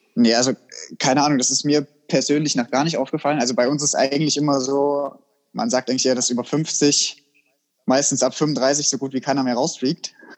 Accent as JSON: {"language": "German", "country": "Germany", "said": "bei uns in Deutschland"}